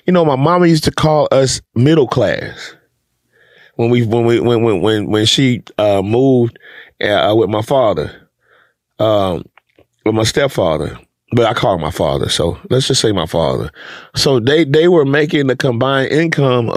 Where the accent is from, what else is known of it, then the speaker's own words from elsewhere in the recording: Houston, Texas, United States; when we moved from South Acres over on Stella Link